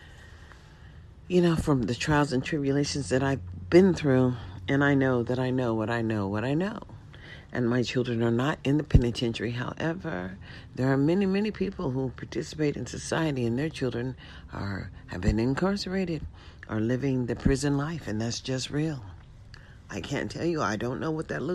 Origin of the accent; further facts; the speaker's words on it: United States; we are all American citizens